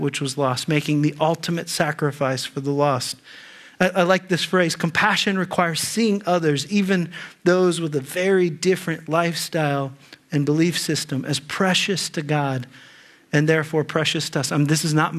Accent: Ohio, United States; moved away as an adult; also born or lived in California; we grew up in Ohio

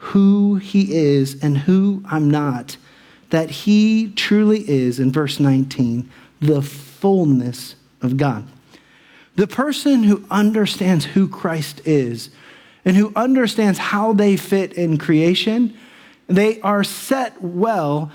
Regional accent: Dayton, Ohio, United States; I'm from Dayton

